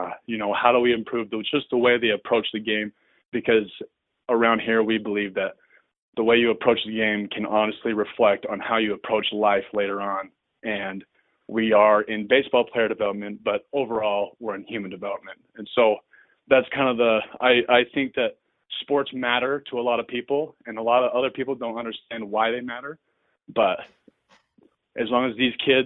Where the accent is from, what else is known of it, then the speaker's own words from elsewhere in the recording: Orem, Utah, United States; I grew up here in Orem, Utah, and went to Orem High, went to UVU